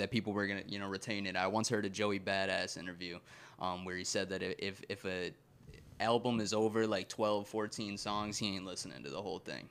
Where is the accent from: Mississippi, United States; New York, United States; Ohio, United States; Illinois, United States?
New York, United States; Lockport; also born or lived in Getzville/Williamsville, New York; I grew up, like, in, like, the Lockport area